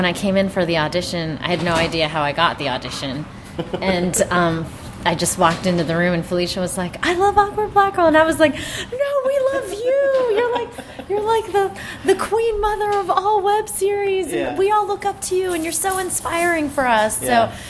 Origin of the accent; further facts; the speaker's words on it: Pittsburgh, Pennsylvania, United States; I'm from Pittsburgh, Pennsylvania